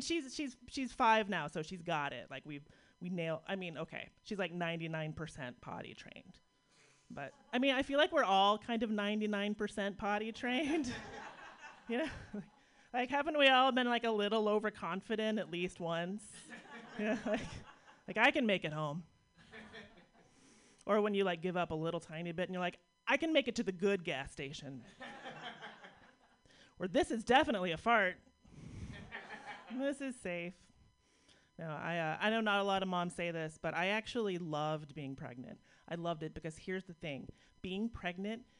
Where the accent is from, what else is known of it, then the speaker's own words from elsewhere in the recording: Pittsburgh, Pennsylvania, United States; based on my hometown. It's a little bit of Pittsburgh education